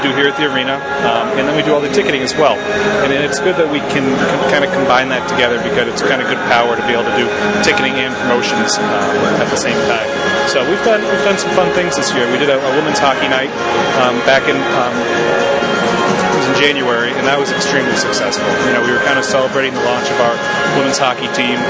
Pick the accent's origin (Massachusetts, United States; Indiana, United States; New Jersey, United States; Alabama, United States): Massachusetts, United States; Sudbury; I was born and raised out in Sudbury, and it was a good opportunity to come home